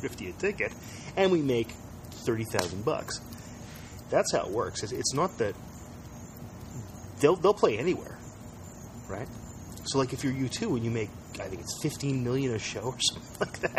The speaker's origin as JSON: {"language": "English", "town": "London", "region": "Ontario", "country": "Canada", "moved": "yes", "said": "I'm from London, and it's all suburbs and malls"}